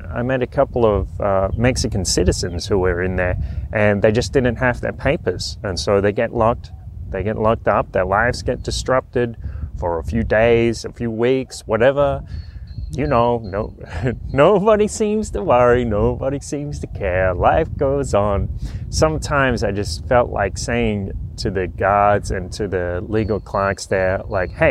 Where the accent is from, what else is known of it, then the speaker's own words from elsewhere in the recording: Australia; accent: broad Aussie; that around talking in a in a broad Aussie accent, and people ask me, people like to ask me where my accent is from.